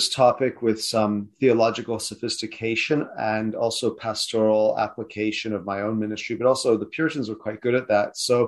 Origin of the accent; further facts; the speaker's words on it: Canada; moved away; also born or lived in South Africa / United Kingdom / United States; I was born in South Africa, but I have British parents. So that's the explanation for the bland South African name. But we moved to Canada when I was about 8.